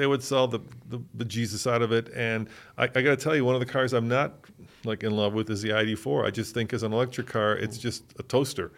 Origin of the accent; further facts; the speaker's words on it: United States; as just an American